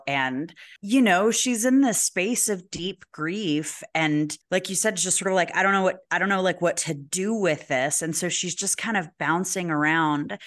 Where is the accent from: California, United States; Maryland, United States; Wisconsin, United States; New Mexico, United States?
New Mexico, United States; Albuquerque; "Where are you from?" And we say Albuquerque